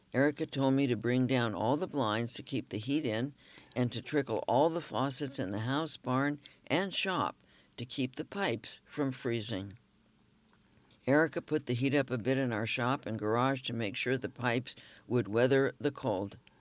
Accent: Los Angeles, California, United States; moved away; Growing up in Los Angeles

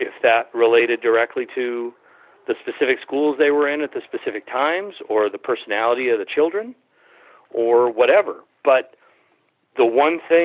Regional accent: Springfield, Massachusetts, United States; I was born and raised in Springfield.

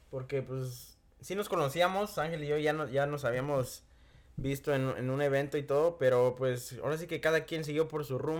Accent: Michoacán, Mexico; moved away; Yo soy de Michoacán

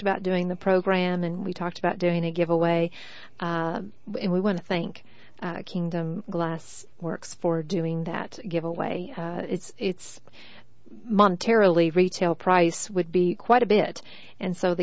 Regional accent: Texas, United States; I'm from Texas

